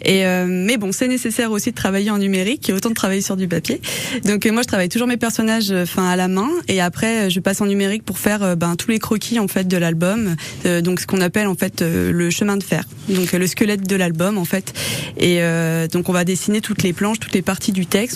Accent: the Alps, France; toute mon enfance dans les Alpes, dans les campagnes

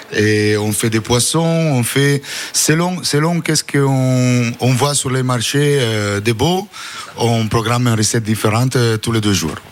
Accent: Italy; French is a second language; moved away; je suis italien

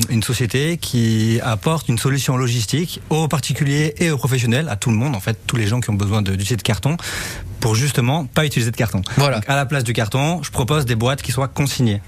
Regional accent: France; now in Monaco; Je suis basé à Monaco, je suis français, je suis basé à Monaco

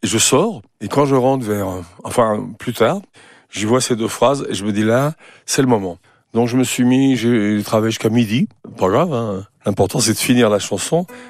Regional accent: Saint-Étienne, Auvergne-Rhône-Alpes, France; chez moi à Saint-Étienne

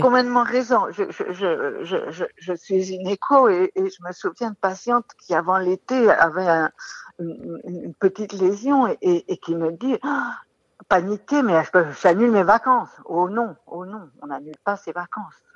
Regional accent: France; chez nous, en France

